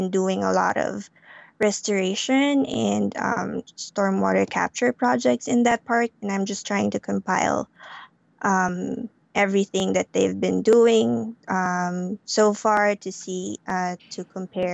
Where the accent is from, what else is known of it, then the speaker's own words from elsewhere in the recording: Philippines; moved away; I grew up in the Philippines, and I grew up in the city in the Philippines